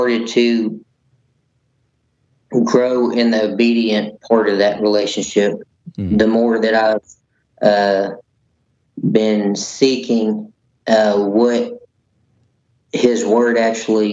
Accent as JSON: {"language": "English", "region": "Texas", "country": "United States", "tie": "born or raised there", "said": "I grew up here in Texas"}